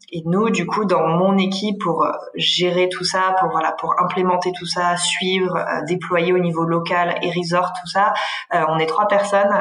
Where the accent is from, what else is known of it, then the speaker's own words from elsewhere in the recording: Aix-en-Provence, Provence-Alpes-Côte d'Azur, France; je suis originaire du sud de la France, du côté d'Aix-en-Provence.